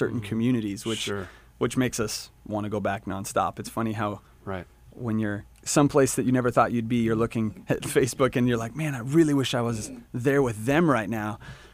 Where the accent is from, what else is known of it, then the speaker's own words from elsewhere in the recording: Washington, United States; I was a homeschooler from Washington. We grew up with, I had two goats named Peter and Lucy. Like, that was our, like, childhood